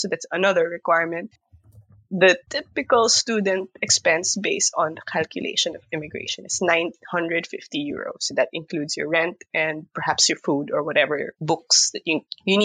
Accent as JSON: {"language": "English", "country": "Philippines", "also_born_or_lived": "Utrecht, Netherlands", "moved": "as an adult", "lives_now": "Netherlands", "said": "we're from the Philippines, the humble archipelago that is the Philippines"}